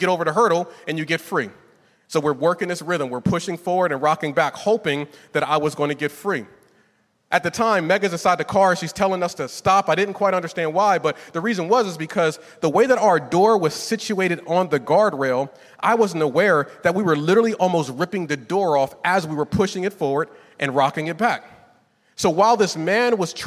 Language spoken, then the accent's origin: English; Northeast, United States; moved away; I was raised in the Northeast